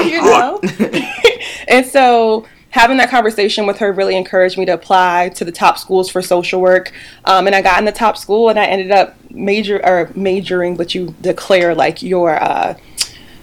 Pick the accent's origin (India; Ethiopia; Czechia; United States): United States; Charlottesville, Virginia; moved away as an adult; I am from Charlottesville, Virginia. And so I was born and raised here